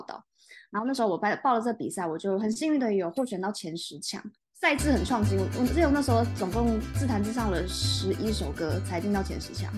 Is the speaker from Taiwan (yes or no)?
yes; Taiwan